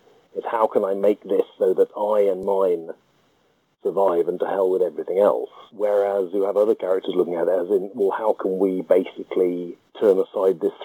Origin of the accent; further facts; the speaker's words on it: United Kingdom; I myself am just as British